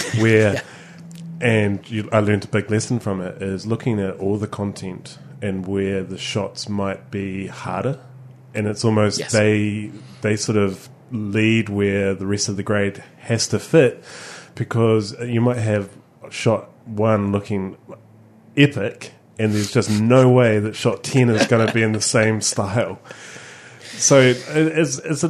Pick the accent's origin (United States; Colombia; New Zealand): New Zealand